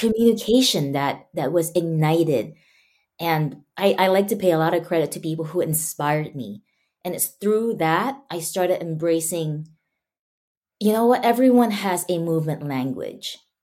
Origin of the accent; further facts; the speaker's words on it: Malaysia; now in United States; I grew up, before I moved to the States, I grew up in Malaysia, and I went to a Chinese school.